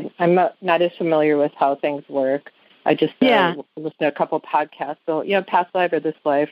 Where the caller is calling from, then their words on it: Viroqua, Wisconsin, United States; I'm calling from Viroqua, Wisconsin, a small town in Wisconsin.